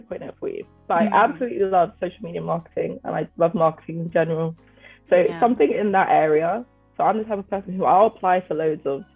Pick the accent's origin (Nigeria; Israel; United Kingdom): Nigeria; You Nigerians, even though I am too